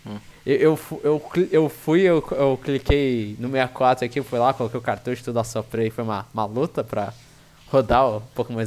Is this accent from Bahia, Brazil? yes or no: no; São Paulo, Brazil; minha visão como paulistano